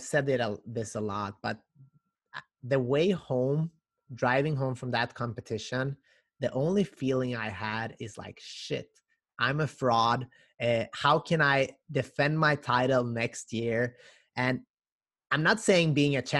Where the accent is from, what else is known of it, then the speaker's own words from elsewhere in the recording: North Macedonia; moved away; I'm originally from Macedonia